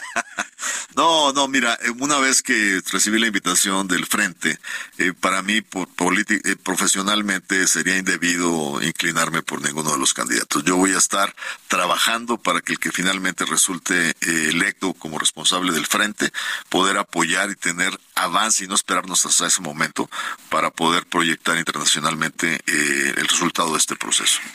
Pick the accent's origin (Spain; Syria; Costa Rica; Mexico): Mexico; Monterrey, Nuevo León; mi tierra, en Monterrey